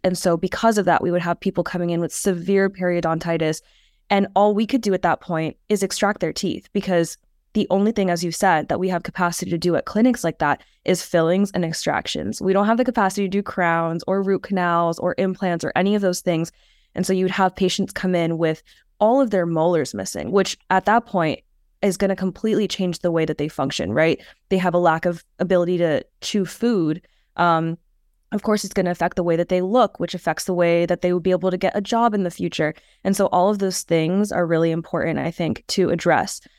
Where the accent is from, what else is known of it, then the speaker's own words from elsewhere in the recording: Phoenix, Arizona, United States; moved away as an adult; also born or lived in New York; now in Stony Brook, United States; I'm actually originally from Phoenix, Arizona, so kind of far away from here